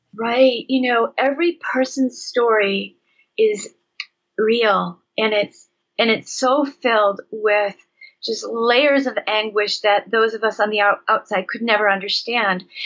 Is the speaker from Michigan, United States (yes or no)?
yes; Michigan, United States; I was raised in Michigan